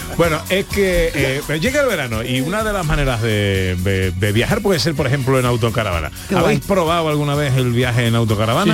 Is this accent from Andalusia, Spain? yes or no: yes; El Viso del Alcor, Andalusia, Spain; mi pueblo, de uno de mis pueblos, Del Viso del alcohol